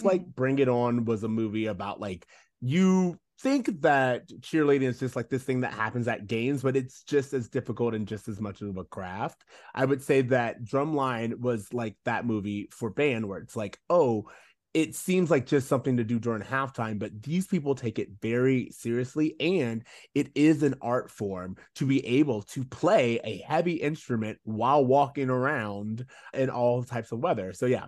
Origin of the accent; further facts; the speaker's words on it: Florida, United States; We're from Florida, remember.